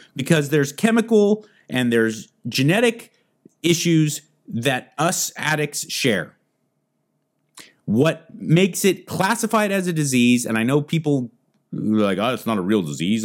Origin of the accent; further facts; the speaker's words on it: United States; Being born American